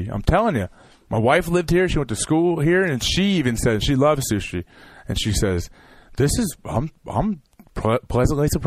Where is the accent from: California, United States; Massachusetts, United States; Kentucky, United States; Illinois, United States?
California, United States; I'm from California.